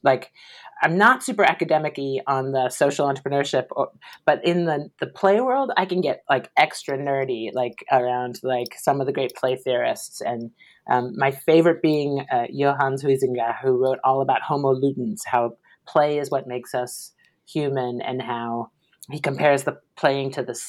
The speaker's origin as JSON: {"language": "English", "town": "Washington", "region": "District of Columbia", "country": "United States", "tie": "born or raised there", "said": "I grew up in Washington, D.C."}